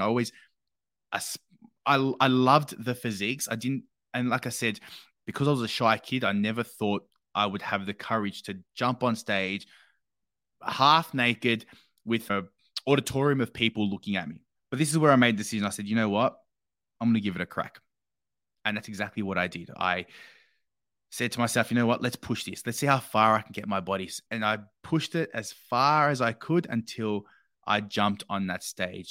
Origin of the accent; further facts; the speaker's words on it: Australia; growing up in Australia